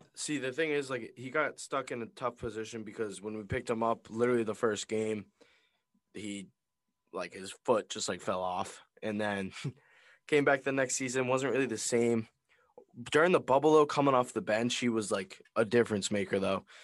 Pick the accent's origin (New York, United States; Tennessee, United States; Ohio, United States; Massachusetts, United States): Massachusetts, United States; we're from Mass